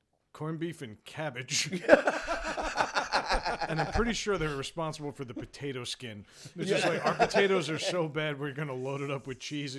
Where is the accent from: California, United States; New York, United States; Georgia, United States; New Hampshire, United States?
New York, United States; Long Island; moved away; also born or lived in New England; where I grew up on Long Island, everybody was Irish and Italian.